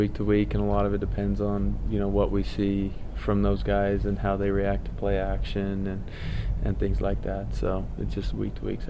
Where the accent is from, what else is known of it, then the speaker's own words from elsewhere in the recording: Pocatello, Idaho, United States; So I'm looking forward to going and playing those guys on the blue turf and in my home state.